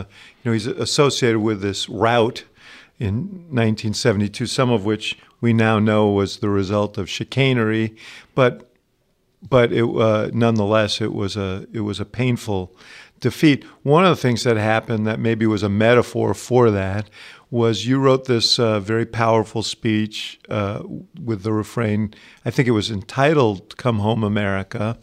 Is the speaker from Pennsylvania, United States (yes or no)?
no; New York City, New York, United States; my hometown of New York City